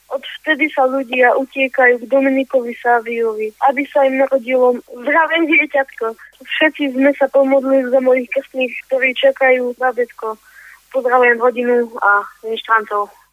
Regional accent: Ružomberok, Žilina Region, Slovakia; som z Ružomberka, z Šiavničky

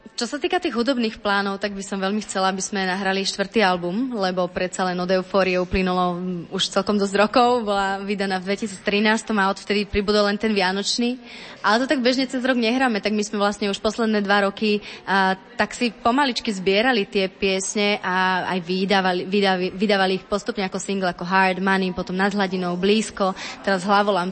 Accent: eastern Slovakia, Slovakia; now in Bratislava, Slovakia; ja som z východu

